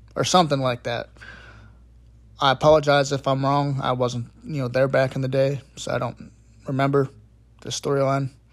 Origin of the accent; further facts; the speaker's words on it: Pittsburgh, Pennsylvania, United States; I am from Pittsburgh, P